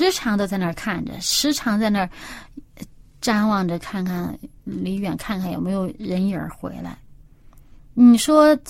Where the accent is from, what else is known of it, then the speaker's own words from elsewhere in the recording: China; 天为大呀，这个我们中国人这个所谓敬天，其实也就是敬这位创造主，整个宇宙的掌管者。